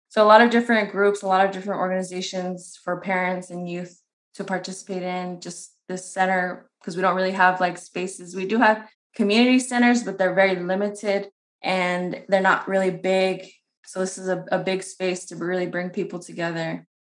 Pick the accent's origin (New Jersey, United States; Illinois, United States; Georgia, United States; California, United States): California, United States; San Bernardino; I'm from San Bernardino. I was born and raised there